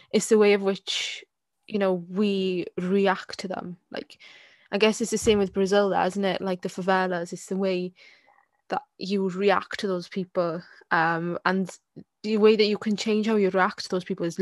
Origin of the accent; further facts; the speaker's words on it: Wales, United Kingdom; I'm Welsh and I don't have a sheep in my garden